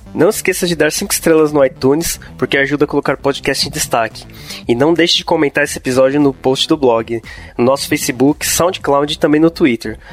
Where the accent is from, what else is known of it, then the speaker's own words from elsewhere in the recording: Santo André, São Paulo, Brazil; eu sou de São Paulo mesmo, eu nasci em Santo André. Acho que convivi bastante com, com gírias do ABC